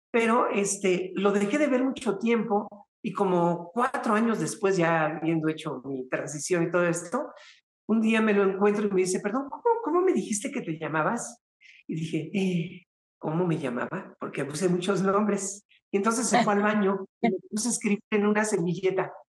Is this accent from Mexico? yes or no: no; Venezuela; Mira, vale, pues yo soy venezolana, ¿sabes?